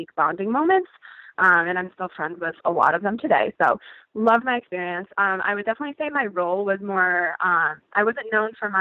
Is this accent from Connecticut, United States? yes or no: yes; Connecticut, United States; I grew up in Connecticut, and I was an athlete all my life